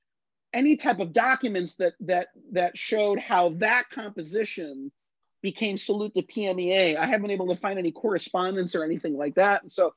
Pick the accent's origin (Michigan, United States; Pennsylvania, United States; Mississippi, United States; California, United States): Pennsylvania, United States; Indiana County; when I was a kid, and growing up in Indiana County